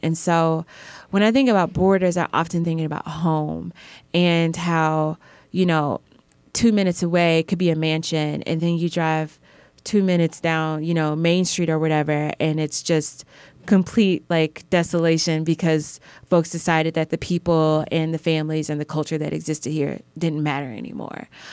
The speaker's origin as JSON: {"language": "English", "town": "Belleville", "region": "Illinois", "country": "United States", "also_born_or_lived": "Brooklyn", "moved": "yes", "said": "I'm from the Midwest and I'm particularly from Southern Illinois. It's this town called Belleville"}